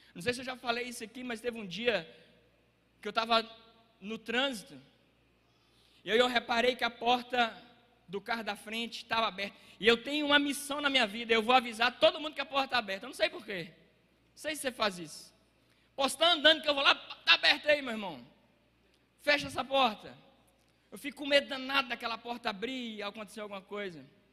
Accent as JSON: {"language": "Portuguese", "town": "Água Formosa", "country": "Brazil", "tie": "born or raised there", "said": "lá na minha cidade, lá em Água Formosa"}